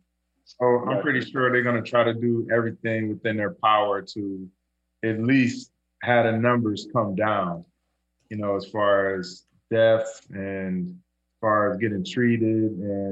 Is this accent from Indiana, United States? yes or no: no; Detroit, Michigan, United States; it was good to see my city representing like